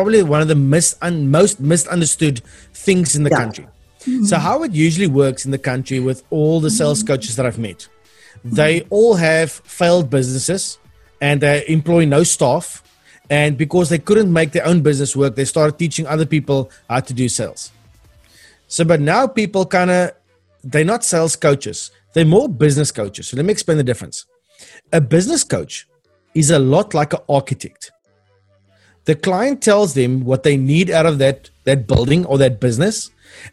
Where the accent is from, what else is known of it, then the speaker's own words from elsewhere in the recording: Cape Town, Western Cape, South Africa; I'm from Cape Town.